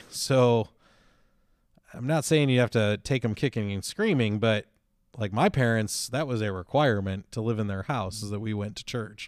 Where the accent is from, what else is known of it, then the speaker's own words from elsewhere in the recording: Chicago, Illinois, United States; I grew up in Chicago, uh, the suburbs of Chicago